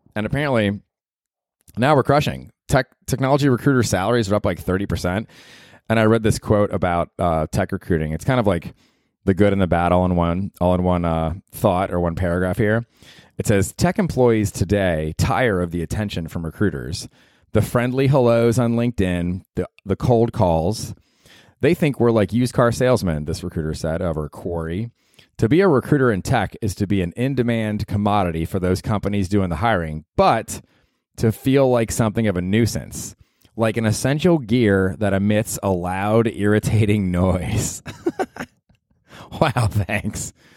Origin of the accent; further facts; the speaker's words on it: Tampa, Florida, United States; now in New York, United States; I grew up in Tampa, and I went to the old Tampa Stadium there on Dale Mabry